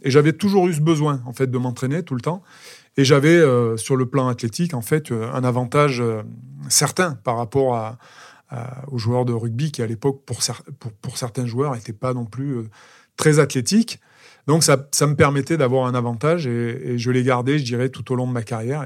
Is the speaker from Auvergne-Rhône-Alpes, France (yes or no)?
yes; Aurillac, Auvergne-Rhône-Alpes, France; je suis un petit garçon de d'Aurillac. Je suis né à Aurillac, dans le Cantal